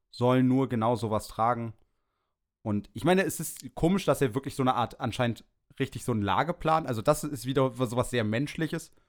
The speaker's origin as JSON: {"language": "German", "region": "Berlin", "country": "Germany", "said": "Ich komme aus Berlin, Wilmersdorf."}